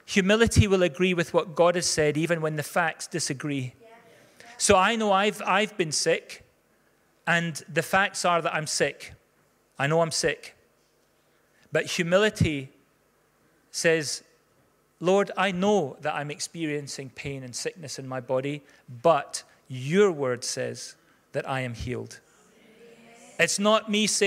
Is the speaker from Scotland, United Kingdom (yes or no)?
yes; Scotland, United Kingdom; most of us are Scots